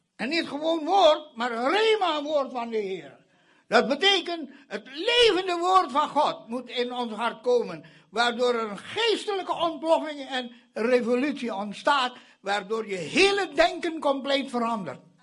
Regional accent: Indonesia; now in Netherlands; Indonesië, waar ik vandaan kom.

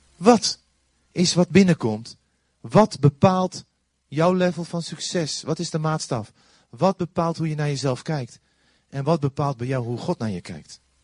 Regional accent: Netherlands

